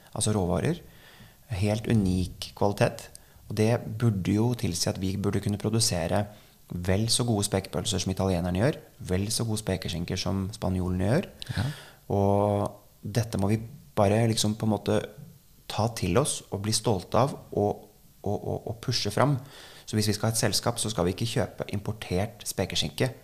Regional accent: Norway; vi nordmenn

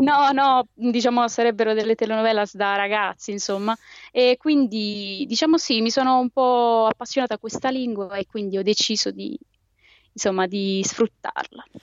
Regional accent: Molfetta, Apulia, Italy; io sono di Molfetta

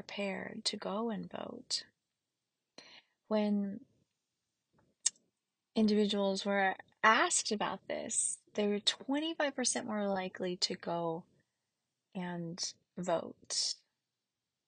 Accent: the South, United States; growing up in the South

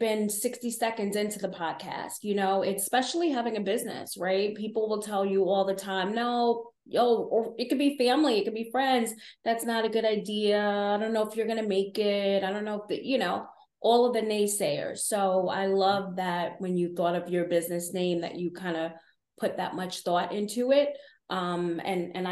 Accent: New York City, New York, United States; I grew up in Patterson Projects in the Bronx, New York

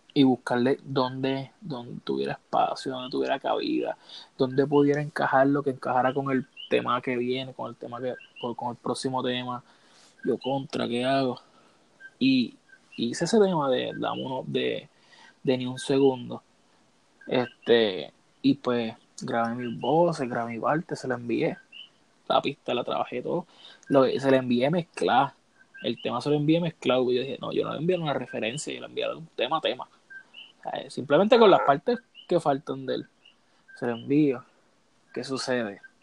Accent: Puerto Rico; yo soy de Puerto Rico

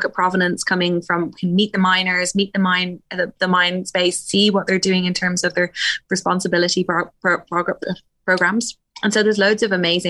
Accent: Wicklow, Leinster, Ireland; being 13, growing up in Wicklow

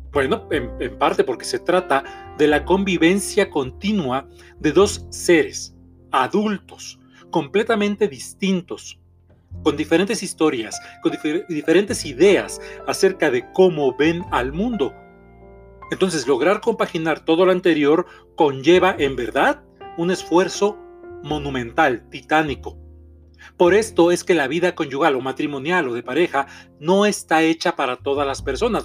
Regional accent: Mexico City, Mexico; soy terapeuta mexicano, soy de la Ciudad de México

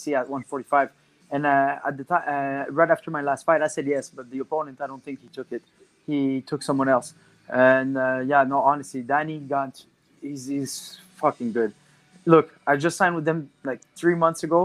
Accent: Canada; We're Canadian

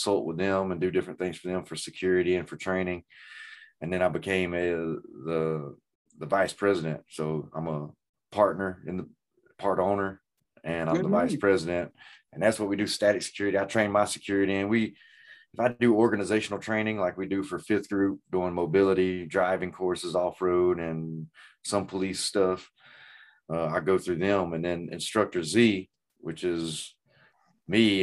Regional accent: Greenville, United States; moved away; I'm from Greenville.

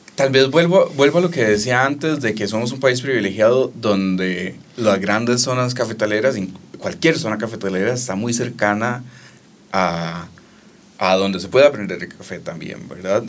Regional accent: Costa Rica; como tico

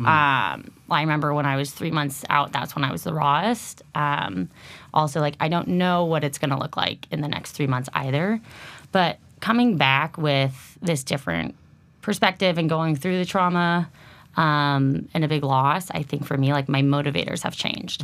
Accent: Lafayette, California, United States; moved away; originally from the Bay Area, Lafayette, my hometown as well

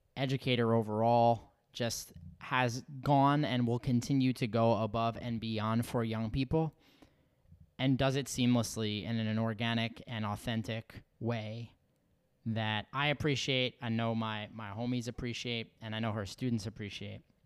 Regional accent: New York, United States; a New Yorker

